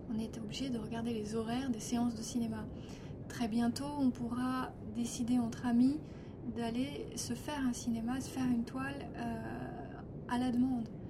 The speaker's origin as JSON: {"language": "French", "country": "France", "said": "chez nous en France"}